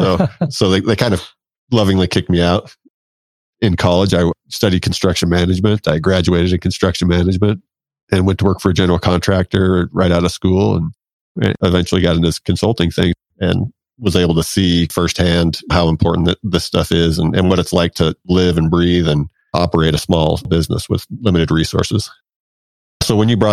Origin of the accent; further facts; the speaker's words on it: Washington, United States; I grew up in Washington State